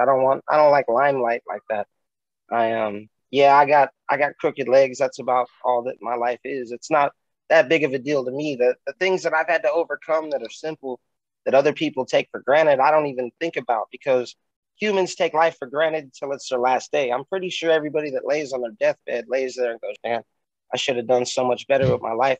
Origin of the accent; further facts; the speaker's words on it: Bakersfield, California, United States; your favorite rapper's favorite cripple rapper from Bakersfield, California